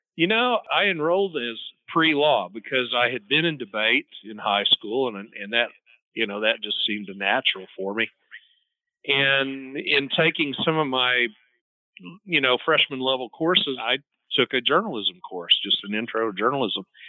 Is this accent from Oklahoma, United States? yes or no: yes; Oklahoma City, Oklahoma, United States; I was born in Oklahoma City. That's where I live now. I grew up next to Tinker Air Force Base